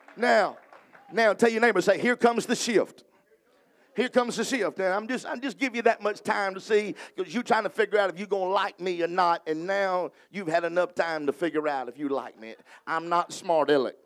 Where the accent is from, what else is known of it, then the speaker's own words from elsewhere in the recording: the South, United States; I'm from the South